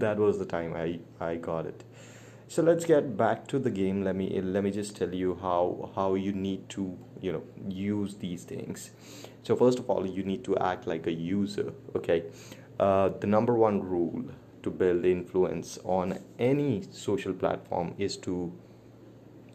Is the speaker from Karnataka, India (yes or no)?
no; Chandigarh, India; moved away as an adult; also born or lived in Chennai; now in New Delhi, India; I'm from India, born in Chandigarh, that is the green city of India. And I've been residing in New Delhi for quite a long time.